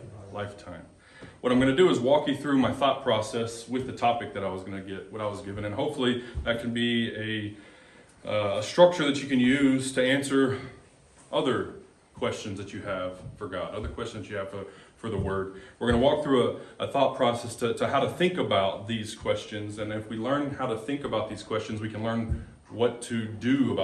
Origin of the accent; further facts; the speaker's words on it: Texas, United States; moved away as an adult; now in Molalla, United States; we are from Texas, been in Molalla about a year and a half